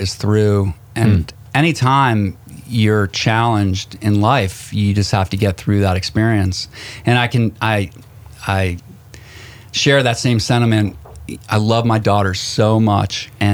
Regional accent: Connecticut, United States; I grew up in Connecticut, was raised formidable years up in Connecticut right outside New York.

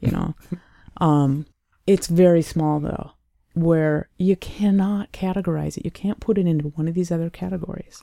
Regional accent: Sioux Falls, South Dakota, United States; I, I was born and raised in Sioux Falls, South Dakota, the southeastern part of the state.

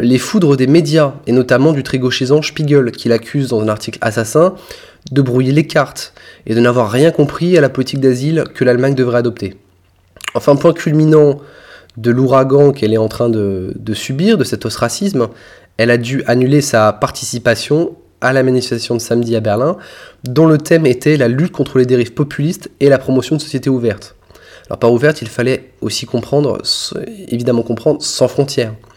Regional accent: France; chez nous en France

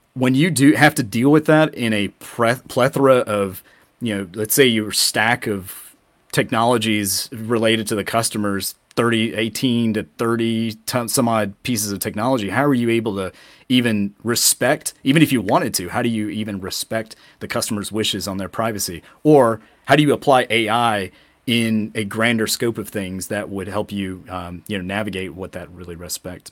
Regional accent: Atlanta, Georgia, United States; we are both from Atlanta

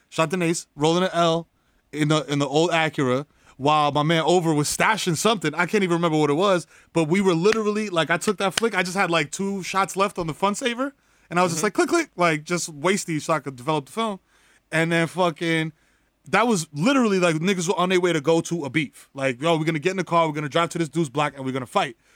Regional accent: New York City, New York, United States; we grew up in the Bronx.

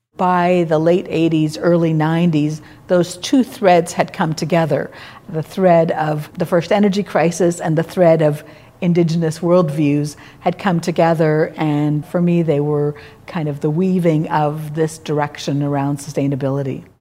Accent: Montreal, Quebec, Canada; now in Edmonton, Canada; I grew up in Montreal.

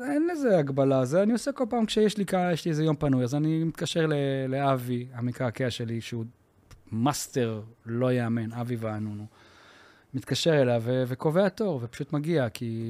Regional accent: Yavne, Central District, Israel; אנחנו גדלנו בשכונה צבאית.

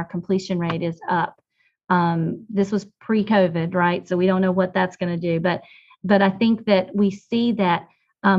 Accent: Milton, North Carolina, United States; now in Winston-Salem, United States; I grew up in Caswell County, not too far from here

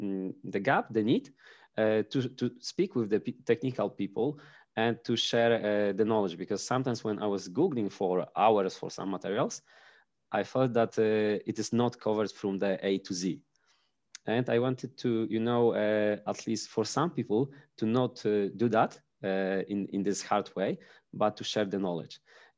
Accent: Pomeranian Voivodeship, Poland; English is a second language

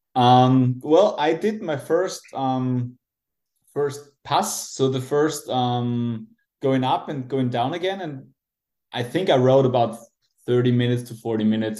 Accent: Austria; also born or lived in Salzburg, Austria; I'm from Austria.

